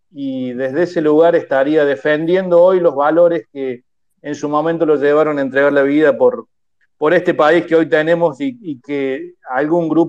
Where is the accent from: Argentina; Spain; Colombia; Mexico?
Argentina